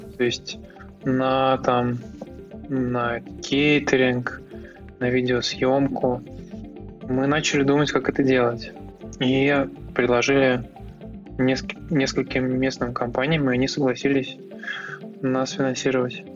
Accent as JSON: {"language": "Russian", "town": "Tver", "region": "Tver Oblast", "country": "Russia", "tie": "born or raised there", "said": "Ну, это мой родной город. То есть, я здесь родился и вырос."}